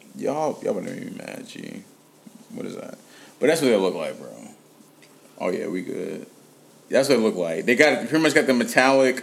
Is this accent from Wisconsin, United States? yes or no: no; Cincinnati, Ohio, United States; I'm from Cincinnati. we from Cincinnati